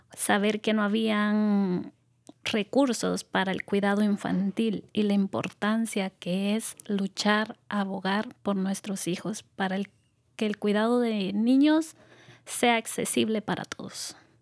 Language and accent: Spanish; El Salvador; moved away as an adult; now in United States; yo soy originaria del Salvador